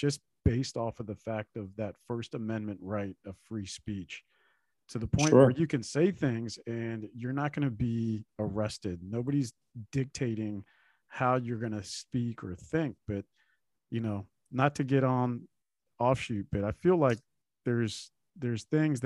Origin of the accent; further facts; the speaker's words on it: El Salvador; now in United States; I'm from El Salvador